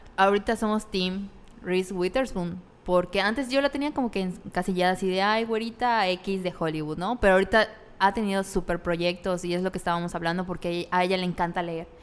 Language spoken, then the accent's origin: Spanish; Mérida, Yucatán, Mexico; En Mérida, aquí, porque somos de Mérida